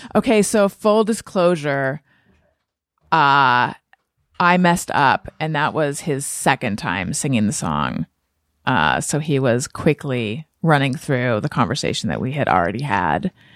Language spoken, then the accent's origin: English; Orange County, California, United States; moved away; I was raised in Orange County, California